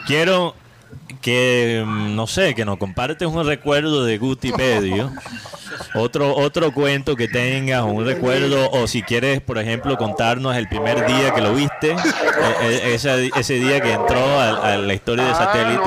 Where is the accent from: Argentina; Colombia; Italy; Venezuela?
Colombia; Barranquilla, Atlántico